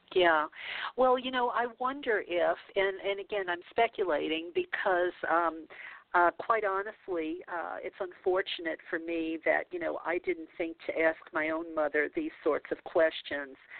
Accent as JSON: {"language": "English", "region": "the South", "country": "United States", "said": "we're both from the South, we're both about the same age, uh, so that means, you know, we came from the Bible Belt"}